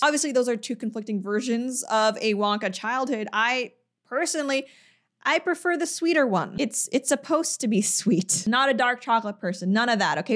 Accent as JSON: {"language": "English", "region": "Quebec", "country": "Canada", "said": "I'm from Quebec"}